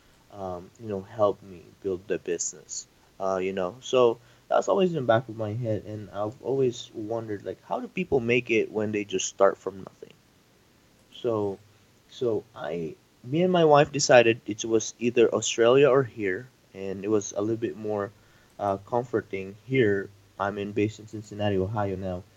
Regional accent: Philippines; moved away as an adult; I moved here from the Philippines 5 years ago. So I'm an immigrant.

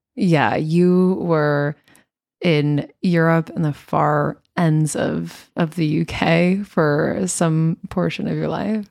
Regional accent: United States; being an American

